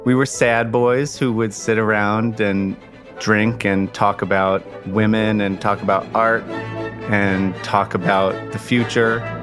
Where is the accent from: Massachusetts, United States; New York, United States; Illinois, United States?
New York, United States; Long Island; I'd grown up on Long Island